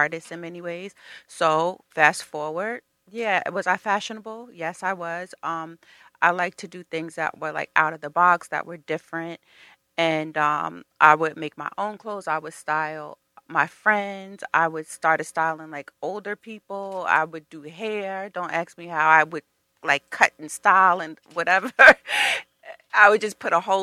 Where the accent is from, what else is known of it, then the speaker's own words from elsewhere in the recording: Mount Vernon, New York, United States; we're both from Mount Vernon